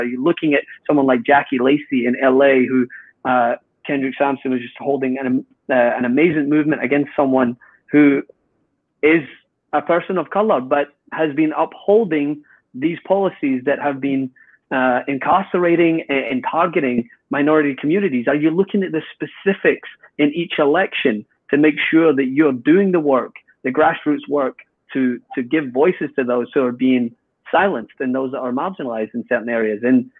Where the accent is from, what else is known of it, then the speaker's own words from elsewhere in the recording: Scotland, United Kingdom; my own people, mate, I'm Scottish.